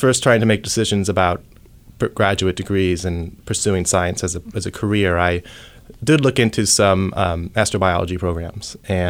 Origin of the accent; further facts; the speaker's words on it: Ohio, United States; born there; No, I was born in Ohio. I came out. Nice. Yeah, so I went to school in Cincinnati